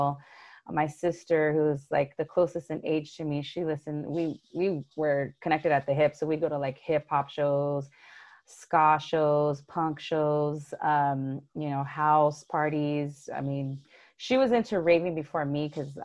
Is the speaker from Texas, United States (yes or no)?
no; Los Angeles, California, United States; I grew up in Los Angeles, but specifically in the San Gabriel Valley